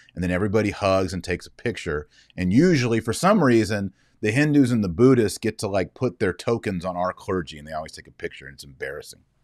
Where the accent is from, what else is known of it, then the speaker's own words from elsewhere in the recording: United States; I'm an American